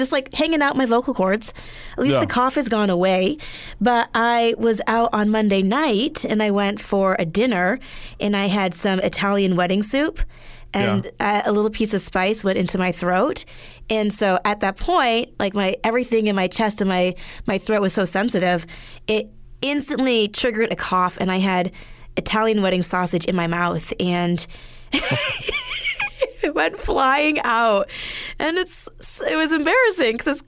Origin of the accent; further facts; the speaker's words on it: Canada; also born or lived in Northern England; Born and raised in Canada